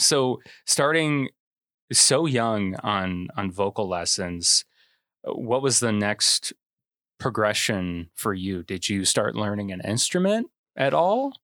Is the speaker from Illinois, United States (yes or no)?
yes; Manteno, Illinois, United States; I'm from Mantino